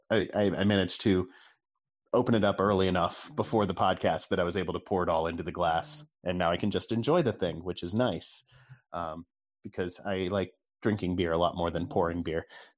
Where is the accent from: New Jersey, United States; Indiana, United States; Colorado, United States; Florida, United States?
Indiana, United States; Southern; also born or lived in Kentucky; now in Virginia, United States; I come from Southern Indiana and Kentucky stock.